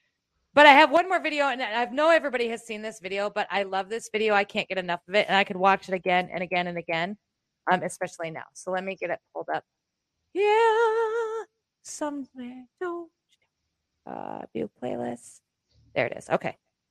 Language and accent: English; United States; I'm American.